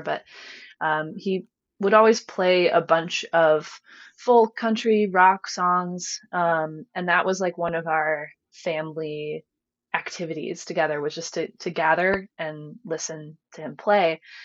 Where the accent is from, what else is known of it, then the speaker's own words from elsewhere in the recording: rural area southwest of Cleveland, Ohio, United States; I was born in Cleveland, lived there and in Cleveland suburbs until I was about eight. Um, and then my family packed up and and moved out here.